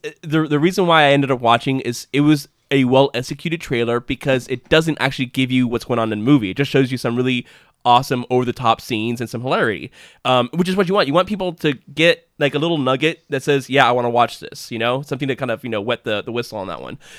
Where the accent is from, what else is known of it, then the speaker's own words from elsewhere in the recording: United States; as an American citizen